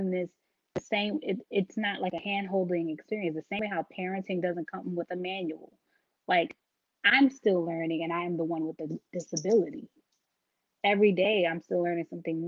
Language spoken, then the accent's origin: English; New York City, New York, United States; I'm from Brooklyn, so took a lot of mass transportation